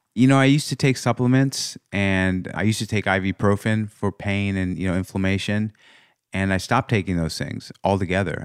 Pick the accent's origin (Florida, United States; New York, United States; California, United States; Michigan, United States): California, United States; Los Angeles; we grew up in L